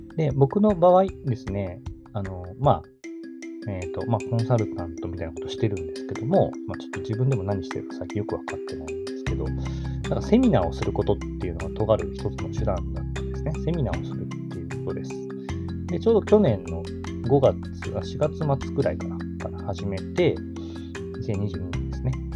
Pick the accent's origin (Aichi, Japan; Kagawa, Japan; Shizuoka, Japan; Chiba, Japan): Kagawa, Japan; うち の地元だったら、香川県産の野菜だけを扱う